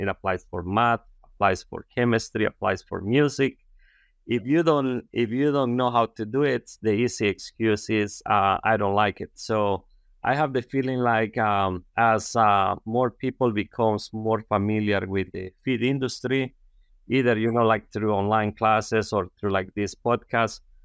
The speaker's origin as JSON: {"language": "English", "country": "Honduras", "tie": "born or raised there", "also_born_or_lived": "San Pedro Sula, Honduras", "second_language": "English", "moved": "as an adult", "said": "I'm, uh, from a very rural area in Honduras, and, um, you know, like, I grew up, you know, planting corn and beans."}